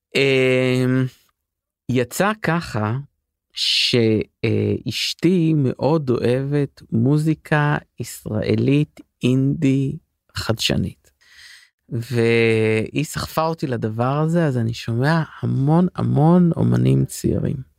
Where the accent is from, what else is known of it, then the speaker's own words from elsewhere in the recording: Paris, Île-de-France, France; also born or lived in London; now in Israel; אני בפריז הייתי גדלתי שם